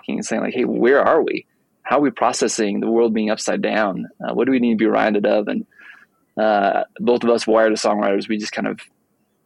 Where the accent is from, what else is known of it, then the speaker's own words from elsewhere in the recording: outside of the Seattle area, Washington, United States; moved away as an adult; also born or lived in Alaska / Nashville, Tennessee; now in Colorado, United States; I'm from the Northwest. So I grew up outside of the Seattle area